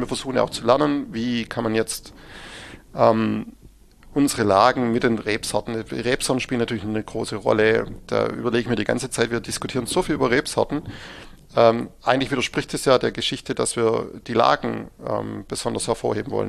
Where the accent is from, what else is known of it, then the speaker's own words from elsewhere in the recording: Baden-Württemberg, Germany; bei uns in Württemberg